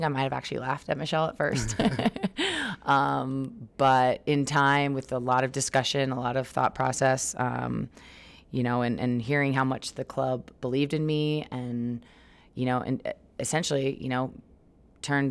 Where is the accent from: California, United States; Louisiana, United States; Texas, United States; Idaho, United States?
California, United States; Los Angeles; moved away as an adult; my hometown, mm-hmm. LA, or near home for me.